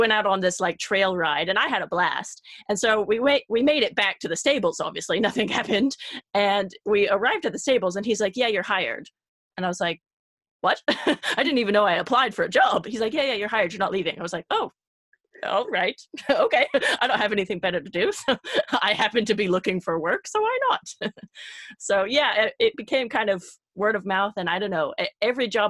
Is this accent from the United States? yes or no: yes; California, United States; moved away as an adult; also born or lived in Belgium; the small town that I grew up in California